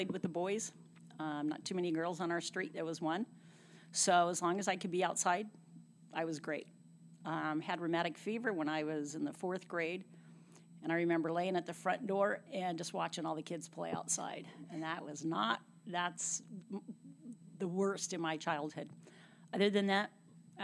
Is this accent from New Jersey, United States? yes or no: no; Visalia, California, United States; I was born in Visalia in 1960